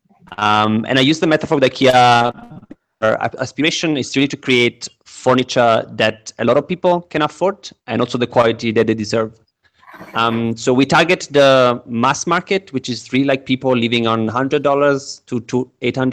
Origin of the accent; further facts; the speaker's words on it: Naples, Campania, Italy; English is a second language; moved away as an adult; also born or lived in London / Lebanon; now in Kenya; I'm originally from Italy, from Naples, the city in the south. It's a very chaotic city. It has a lot of like energy and people don't really like a lot of order. So I grew up there